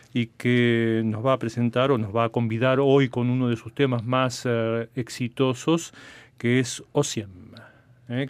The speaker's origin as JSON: {"language": "Spanish", "region": "Buenos Aires", "country": "Argentina", "tie": "born or raised there", "said": "Yo soy de Buenos Aires y viví prácticamente toda mi vida allí"}